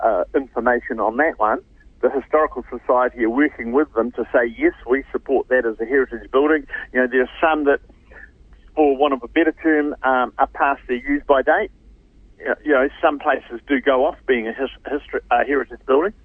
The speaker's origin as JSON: {"language": "English", "town": "Whanganui", "region": "Manawatū-Whanganui", "country": "New Zealand", "tie": "born or raised there", "moved": "yes", "lives_now": "Hamilton, New Zealand", "said": "my old hometown's Whanganui"}